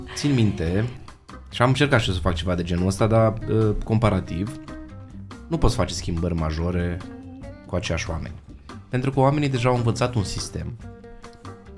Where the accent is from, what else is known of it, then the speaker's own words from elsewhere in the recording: Romania; noi românii suntem în Anglia